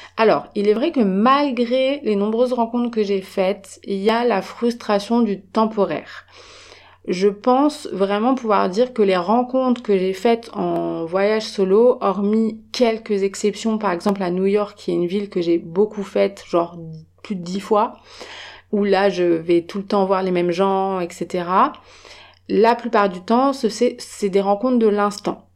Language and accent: French; France; je viens de France